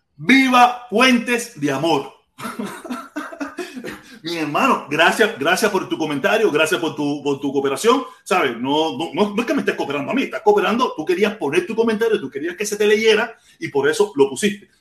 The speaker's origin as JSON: {"language": "Spanish", "country": "Cuba", "moved": "yes", "lives_now": "Miami, United States", "said": "yo llevo casi más tiempo viviendo en Miami con uso de razón que el tiempo que viví en Cuba"}